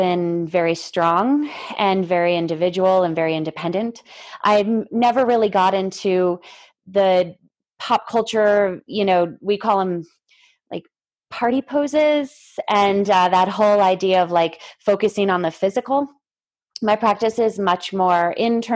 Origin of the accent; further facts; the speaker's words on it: East Coast, United States; moved away as an adult; now in Lake Tahoe, United States; we grew up in the East Coast